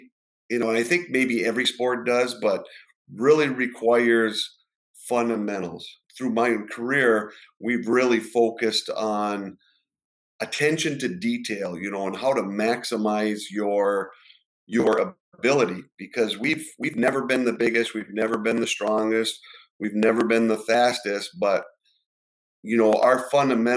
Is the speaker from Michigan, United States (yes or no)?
yes; Ishpeming, Michigan, United States; I'm from the Upper Peninsula, Ishpeming